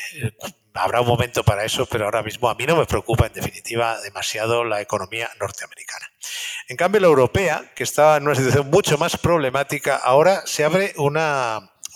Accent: Spain; me gusta como español decirlo

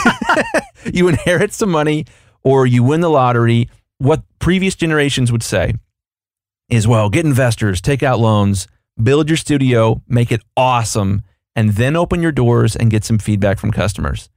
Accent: United States; I'm an American here

